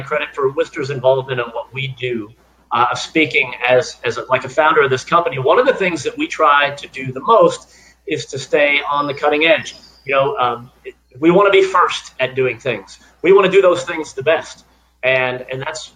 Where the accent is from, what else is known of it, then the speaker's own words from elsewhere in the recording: South Florida, United States; a kid growing up in South Florida